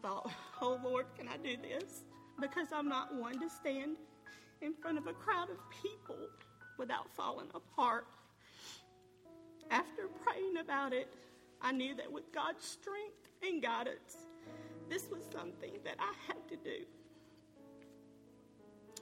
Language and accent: English; Carroll County, Georgia, United States; I was born and raised here in Carroll County